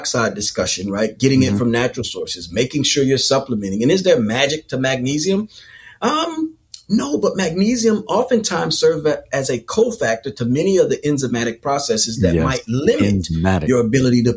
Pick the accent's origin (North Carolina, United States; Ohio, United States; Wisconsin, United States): North Carolina, United States; I'm from North Carolina